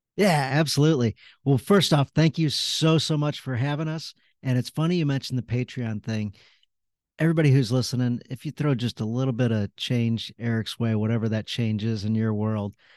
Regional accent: St. Louis, Missouri, United States; I grew up in St. Louis. I've been here all my life.

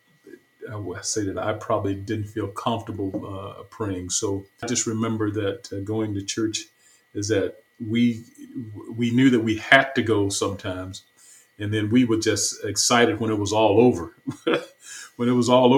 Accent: Batesville, Mississippi, United States; moved away as an adult; also born or lived in Chicago / New Orleans / Houston; now in Dallas, United States; I was born in Batesville, Mississippi, and in the south, in the northern part of Mississippi. And that's where my childhood took place until I was around 18

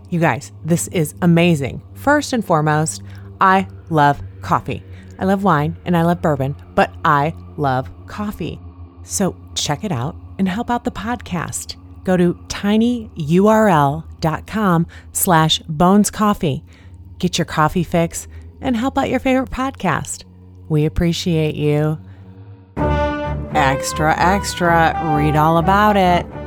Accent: Indiana, United States; growing up in Indiana and living in Indiana most of my life

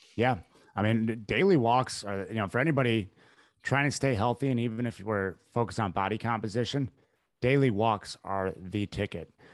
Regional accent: Midwest, United States; I grew up in the Midwest

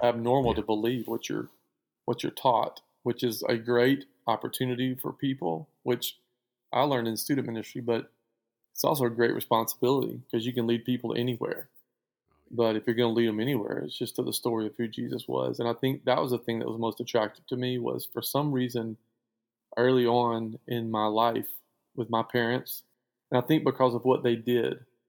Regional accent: Spring Hill, Louisiana, United States; also born or lived in Lake Erling, Arkansas; just outside of Spring Hill, Louisiana, which is where I went to school and where I grew up.

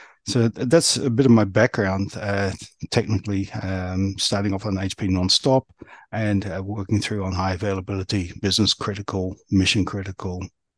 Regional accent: New Zealand; also born or lived in Australia; now in United Kingdom; I come from New Zealand. I was born in New Zealand. And then when I was quite some time ago, I moved across Australia

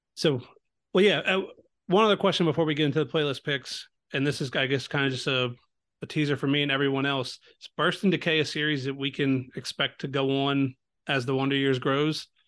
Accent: Baltimore, Maryland, United States; I'm from Baltimore, so not far

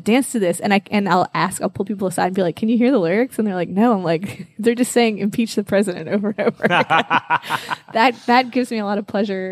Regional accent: New Orleans, Louisiana, United States; I'm from here.

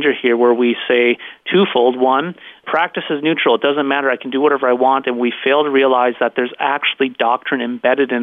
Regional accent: North Dakota, United States; accent: North Dakota Canadian; moved away as an adult; also born or lived in Los Angeles area, California; I'm a North Dakota boy, and I grew up right on the Canadian border

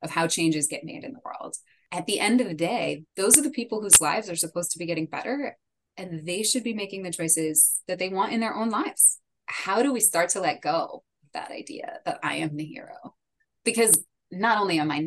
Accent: United States; first language English; now in Washington, D.C., United States; I'm based in DC. I'm a native English speaker. I'm an American

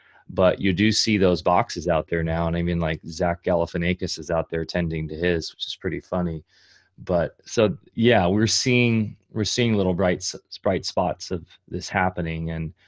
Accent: Orange County, California, United States; I grew up in Orange County, California, which is just basically a concrete jungle now.

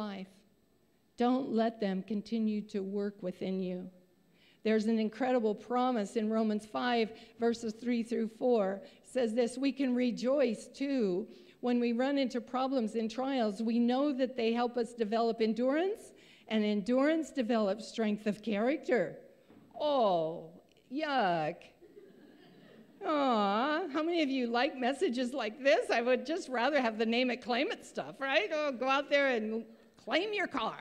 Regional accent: Montana, United States; I'm a grandma from Montana

